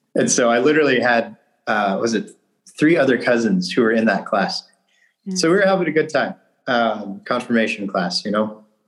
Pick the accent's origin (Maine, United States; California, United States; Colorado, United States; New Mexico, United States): California, United States; Bakersfield; moved away as an adult; also born or lived in Willamette Valley, Oregon; now in Mount Angel, United States; I'm from Bakersfield, California. This is the south central part of California